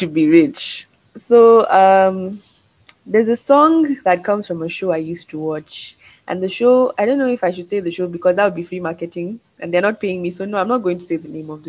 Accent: Nigeria; moved away; I'm proudly Nigerian

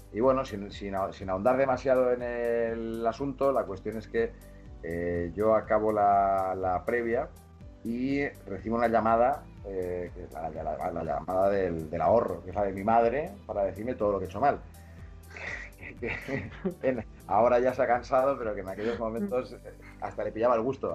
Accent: Mallorca, Balearic Islands, Spain; moved away as an adult; also born or lived in Barcelona; De la zona de donde yo soy, en Mallorca, hay una albufera muy grande

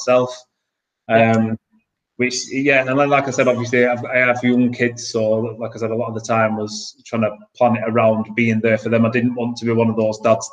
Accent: Blackburn, North West England, United Kingdom; I'm from Blackburn near Manchester.

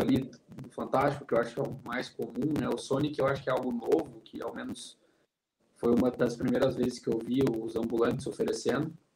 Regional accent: Castro, Paraná, Brazil; now in Curitiba, Brazil; eu não sou de Curitiba, não né? sou de Castro, que é um, uma cidade aqui do interior, mas eu vivo aqui há quase 15 anos

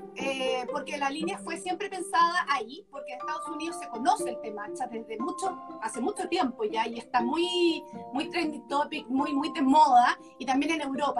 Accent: Chile; nosotros todos somos chilenos, los, socios de Cumico

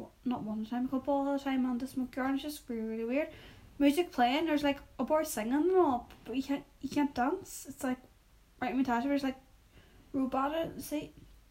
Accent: Derry, Northern Ireland, United Kingdom; I'm from Derry, by the way, which is in Northern Ireland.

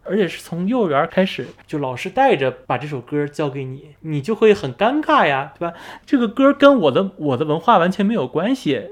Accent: China; moved away as an adult; now in Netherlands; 我们中国人觉得“多一事不如少一事”

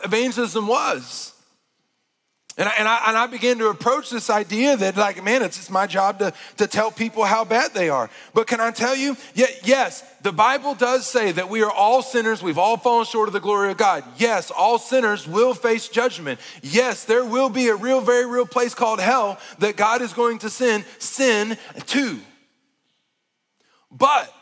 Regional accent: Arkansas, United States; moved away; I grew up in Arkansas

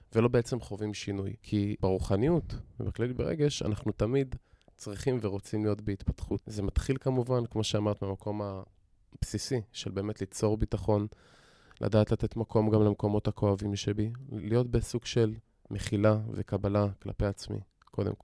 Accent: Modi'in, Central District, Israel; גדלתי במציאות, רגילה בעיר מודיעין

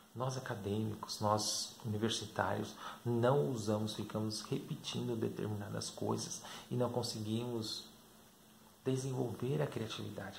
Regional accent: Brazil; enquanto brasileiros

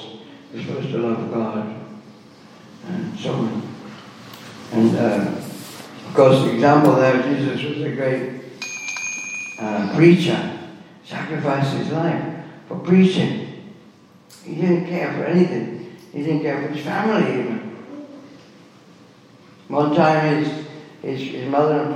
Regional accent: Birmingham, West Midlands, United Kingdom; I was born in Birmingham, I was born in the UK, born just after the war

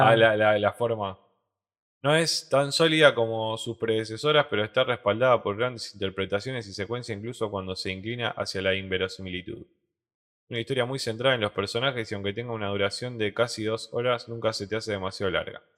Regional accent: Rosario, Santa Fe, Argentina; Somos ciudadanos de Rosario

